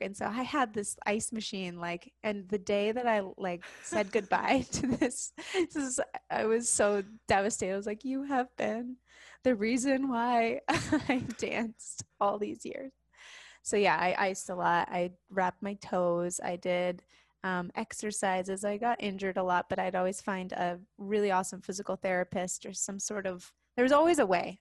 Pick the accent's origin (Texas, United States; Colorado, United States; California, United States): California, United States; South Lake Tahoe; moved away; I grew up in this place called South Lake Tahoe, California, which is this mountain town